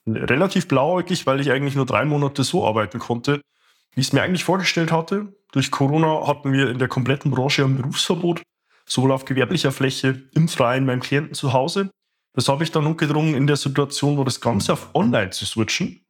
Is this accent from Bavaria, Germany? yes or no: yes; Bavaria, Germany; moved away as an adult; also born or lived in Stuttgart; meiner Heimat hier in Bayern